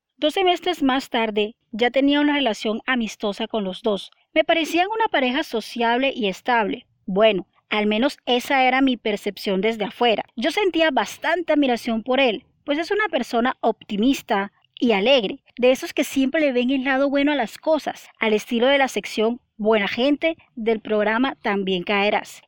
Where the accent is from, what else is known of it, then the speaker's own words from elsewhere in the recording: Barranquilla, Atlántico, Colombia; mi ciudad natal, Barranquilla